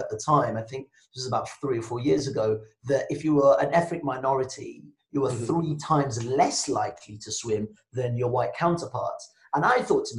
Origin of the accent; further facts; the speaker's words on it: Birmingham, West Midlands, United Kingdom; first language Yoruba and English; also born or lived in Nigeria / France; I'm Nigerian born, black guy, moved to Birmingham when I was 8